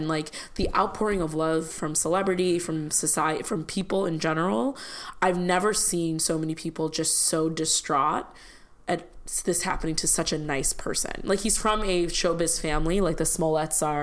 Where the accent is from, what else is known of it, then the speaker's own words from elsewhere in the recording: Chicago, Illinois, United States; as a kid growing up in Chicago